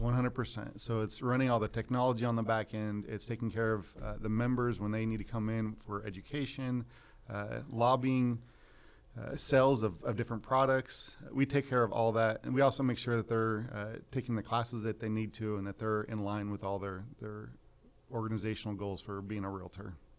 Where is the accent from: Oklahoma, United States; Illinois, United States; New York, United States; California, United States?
California, United States; Visalia; also born or lived in Fresno, California; I was born and raised in Visalia